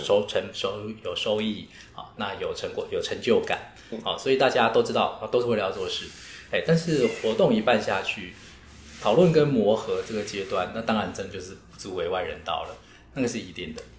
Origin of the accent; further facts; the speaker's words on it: Taoyuan, Taiwan; 我们身为桃园在地，啊，就是能发声的一份子，就是我们自己是开独立书店，自己在艺文界，自己在媒体上